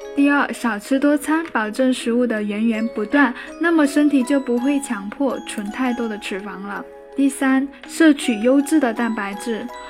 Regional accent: China; 我们中国人

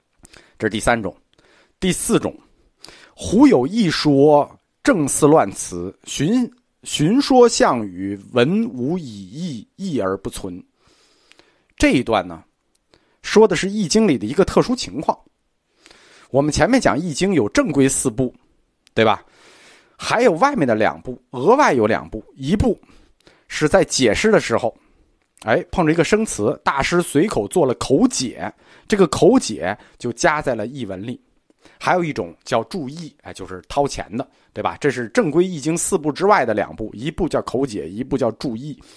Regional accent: China; 我们中国人对语言美有要求

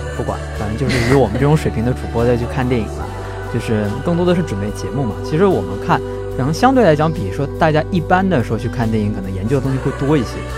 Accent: northern China, China; moved away; 像我这种从北方城市走出来的人

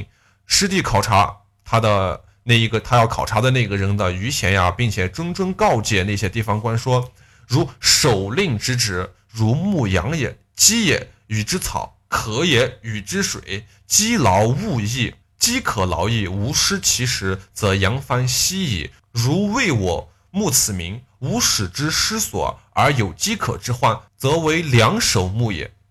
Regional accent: Gansu, China; 我老家甘肃哟

